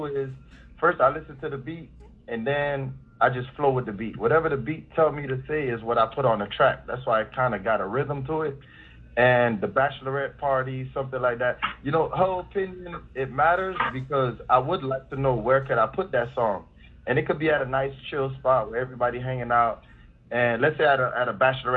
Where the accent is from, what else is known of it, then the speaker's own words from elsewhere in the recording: Miami, Florida, United States; I grew up in Lil Haiti